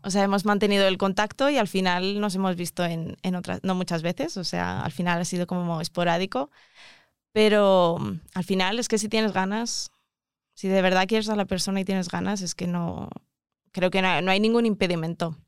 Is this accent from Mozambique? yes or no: yes; Mozambique; moved away; also born or lived in South Africa; vengo de, Mozambique